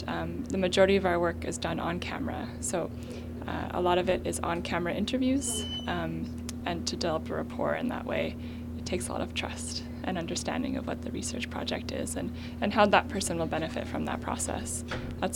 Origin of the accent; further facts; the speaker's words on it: Winnipeg, Manitoba, Canada; I grew up in Winnipeg.